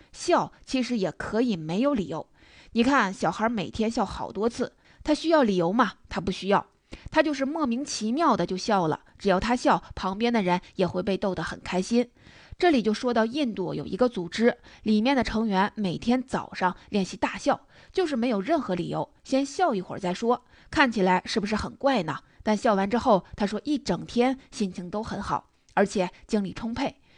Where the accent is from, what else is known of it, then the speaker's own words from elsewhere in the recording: China; 以前我们中国人肯干活儿不怕苦，不怕累